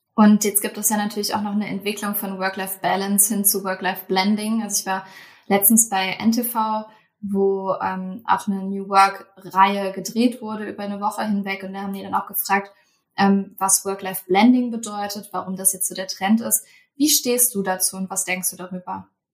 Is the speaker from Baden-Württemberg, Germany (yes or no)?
no; Cologne, North Rhine-Westphalia, Germany; moved away; in meiner alten Heimat.